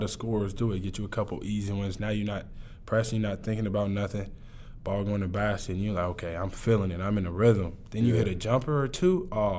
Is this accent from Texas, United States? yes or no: yes; Tomball, Texas, United States; I'm from Tomball.